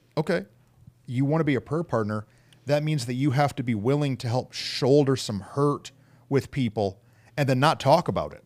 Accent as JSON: {"language": "English", "town": "Flint", "region": "Michigan", "country": "United States", "tie": "born or raised there", "said": "in Flint growing up"}